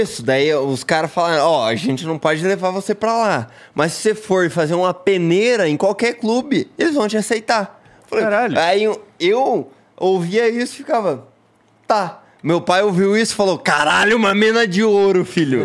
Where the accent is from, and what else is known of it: Brazil; also born or lived in Portugal